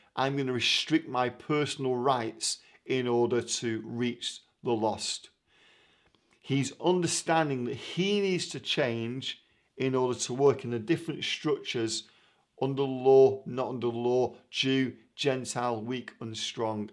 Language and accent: English; Manchester, North West England, United Kingdom; moved away; I'm from Manchester originally